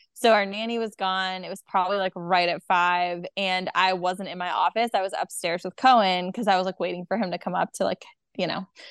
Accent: Delaware, United States; now in Charlotte, United States; I'm from Delaware.

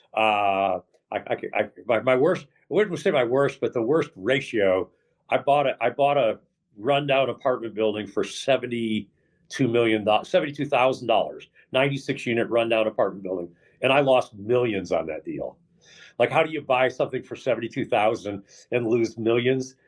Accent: Dallas, Texas, United States; moved away as an adult; also born or lived in Western New York / Houston, Texas / Austin, Texas; now in California, United States; I moved to Texas when I was five, okay. and uh, and I and I lived in Texas uh, from five to forty four, uh, Dallas, a little bit in Houston

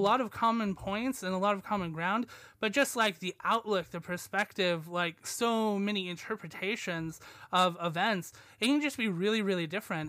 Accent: United States; moved away as an adult; now in Leeds, United Kingdom; I'm American

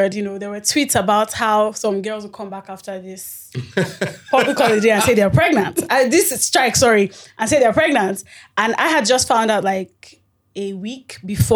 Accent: Ibadan, Oyo, Nigeria; now in Lagos, Nigeria; I was raised in Ibadan

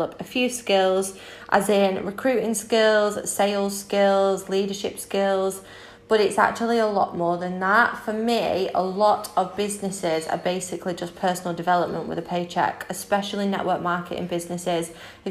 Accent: Manchester, North West England, United Kingdom; moved away as an adult; now in Spain; I am 24 from Manchester in the UK but currently in Spain as I just brought my dream property out here.

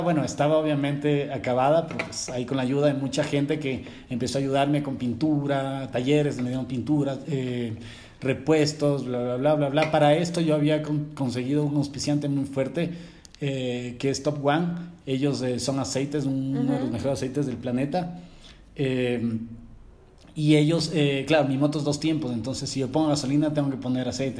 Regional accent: Quito, Pichincha, Ecuador; Cuando salí yo de Quito

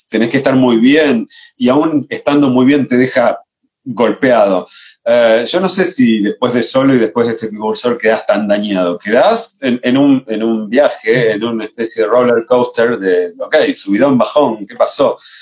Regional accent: Rosario, Santa Fe, Argentina; also born or lived in Barcelona; now in Buenos Aires, Argentina; Yo soy rosarino, trasplantado a Buenos Aires hace muchos años

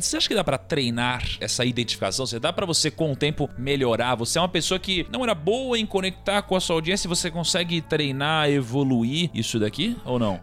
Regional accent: Praia Grande, São Paulo, Brazil; eu tinha uma boa parte da minha infância que eu passei na Praia Grande

